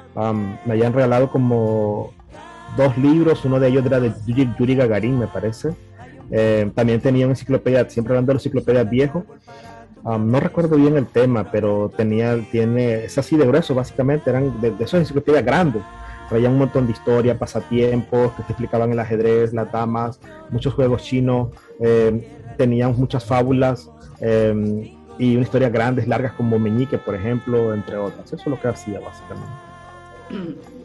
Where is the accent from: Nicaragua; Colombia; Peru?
Nicaragua; Managua; soy originario de Managua, Nicaragua, nací en la capital y ahí me crié básicamente